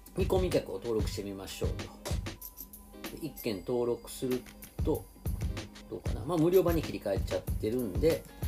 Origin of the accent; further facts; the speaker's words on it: Nara, Japan; moved away; 奈良出身です、はい、なぜか地元でセミナーをすることになりまして